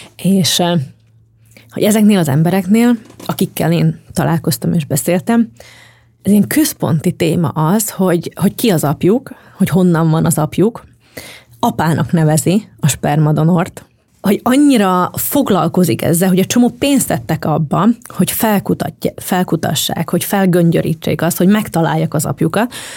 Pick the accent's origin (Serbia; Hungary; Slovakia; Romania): Slovakia; moved away; also born or lived in Bratislava, Slovakia; én felvidéki vagyok